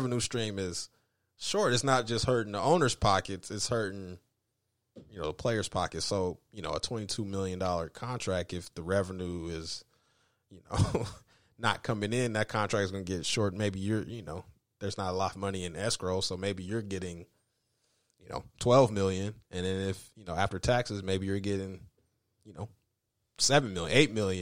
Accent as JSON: {"language": "English", "town": "Denver", "region": "Colorado", "country": "United States", "tie": "born or raised there", "said": "I grew up in Denver"}